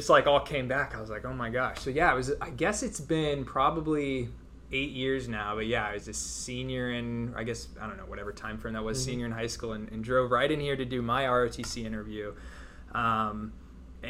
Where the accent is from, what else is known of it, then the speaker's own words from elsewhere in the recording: Dallas, Texas, United States; moved away as an adult; I grew up in Dallas